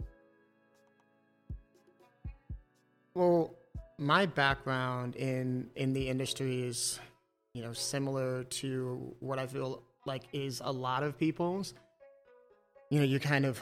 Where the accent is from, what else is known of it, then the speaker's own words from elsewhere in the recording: Chicago, Illinois, United States; also born or lived in Round Lake Beach, Illinois / Grayslake, Illinois; I'm originally from Chicago. You know, I mean, grew up on the north and west sides